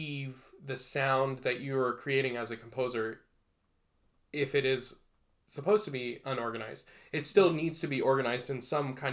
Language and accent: English; Texas, United States; I'm from Texas. I did a lot of band growing up.